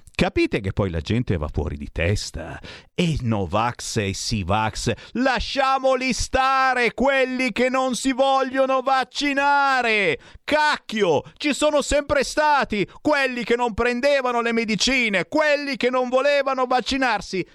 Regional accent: Monza, Lombardy, Italy; moved away; sono nato a Monza, ho vissuto 30 anni a Monza e quindi lì ho eh, le mie ragioni radici

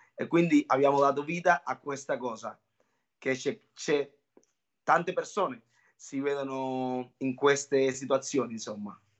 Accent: Cuba; now in Italy; essendo cubano sono stato anche un ballerino professionista

